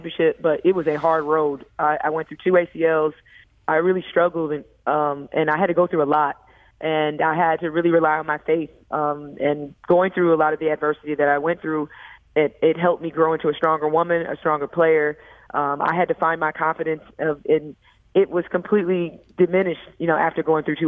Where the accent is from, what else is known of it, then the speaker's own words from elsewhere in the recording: St. Louis, Missouri, United States; moved away; bring my team to my hometown and bring them to kind of, for them to see where I'm from and my roots